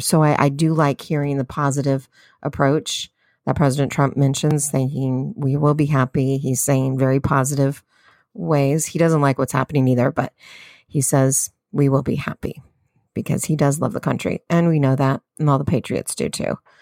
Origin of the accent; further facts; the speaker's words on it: California, United States; I'm a Californian